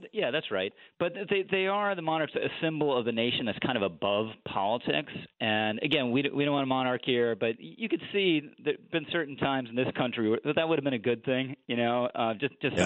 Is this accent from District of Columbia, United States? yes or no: yes; Washington, District of Columbia, United States; also born or lived in Manhattan, New York; now in New York, United States; I grew up in Washington D.C.